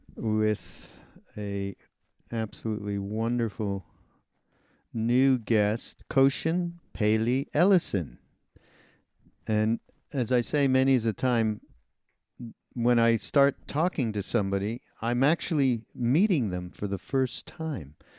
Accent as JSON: {"language": "English", "town": "Montreal", "region": "Quebec", "country": "Canada", "said": "I'm from Montreal. I'm Canadian"}